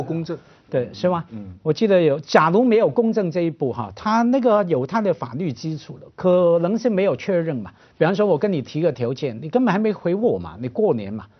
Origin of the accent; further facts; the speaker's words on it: Hong Kong; 我们香港人非常陌生的